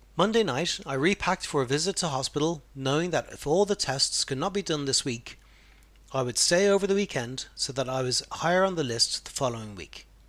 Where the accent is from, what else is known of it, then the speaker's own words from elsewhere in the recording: Ireland; being a man and being Irish